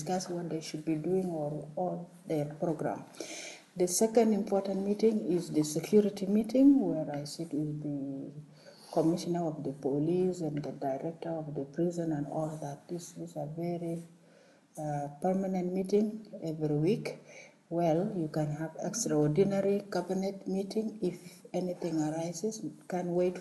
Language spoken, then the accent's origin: English; South Sudan; I come from South Sudan